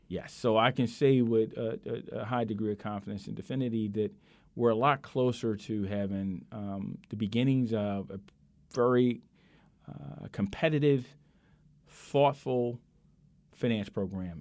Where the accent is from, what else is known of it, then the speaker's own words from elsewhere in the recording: Philadelphia, Pennsylvania, United States; I grew up in South Philadelphia